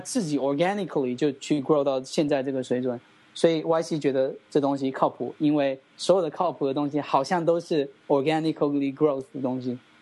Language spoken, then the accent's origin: Chinese; China; moved away as an adult; 我们团队来自于中国